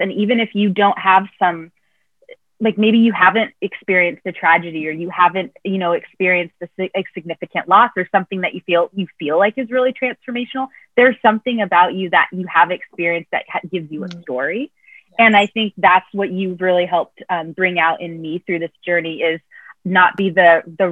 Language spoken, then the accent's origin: English; Oregon, United States; moved away as an adult; now in Seattle, United States; I am originally from Oregon, but I moved to Washington about 5 years ago to go to school at Seattle University.